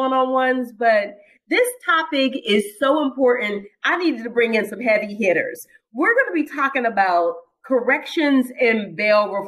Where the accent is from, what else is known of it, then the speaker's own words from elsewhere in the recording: Pittsburgh, Pennsylvania, United States; I'm from Pittsburgh, so that's my hometown